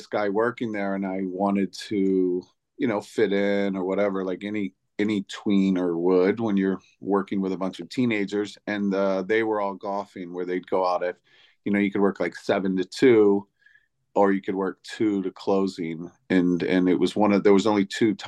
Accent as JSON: {"language": "English", "town": "Virginia Beach", "region": "Virginia", "country": "United States", "tie": "born or raised there", "also_born_or_lived": "New York City / Atlanta", "moved": "yes", "lives_now": "Los Angeles, United States", "said": "I grew up in Virginia Beach, Virginia"}